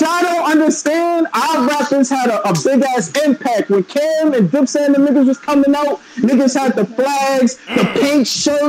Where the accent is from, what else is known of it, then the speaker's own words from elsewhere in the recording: Sanford, United States; I'm from Sanford